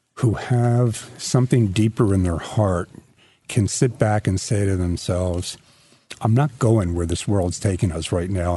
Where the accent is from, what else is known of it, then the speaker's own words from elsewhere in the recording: New York, United States; I'm a New Yorker